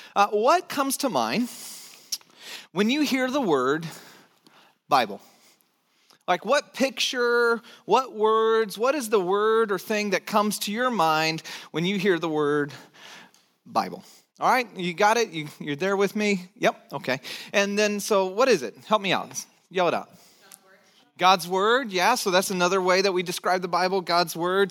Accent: United States; for us as American citizens, for those of us who live in this country

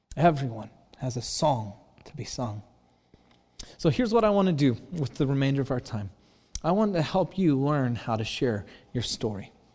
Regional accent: Santa Cruz, California, United States; my hometown Santa Cruz

